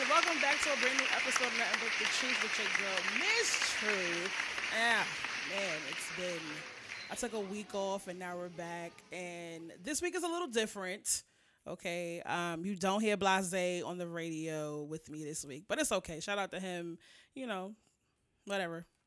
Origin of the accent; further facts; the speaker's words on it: New York, United States; being from New York